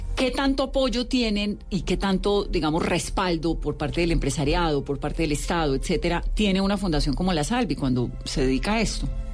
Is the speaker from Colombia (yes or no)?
yes; Pacific region, Colombia; yo soy del Pacífico